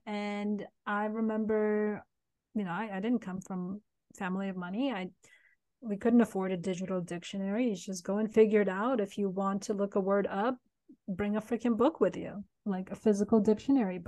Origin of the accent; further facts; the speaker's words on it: San Francisco, California, United States; English is a second language; moved away as an adult; also born or lived in Turkmenistan; now in South Carolina, United States; I'm from two places now. I'm from Turkmenistan and I'm from San Francisco